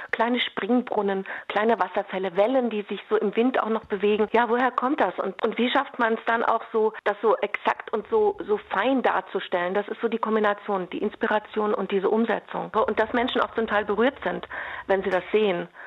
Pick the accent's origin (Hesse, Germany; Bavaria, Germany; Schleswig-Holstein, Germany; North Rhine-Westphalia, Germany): North Rhine-Westphalia, Germany; Also wir kommen aus dem Ruhrgebiet.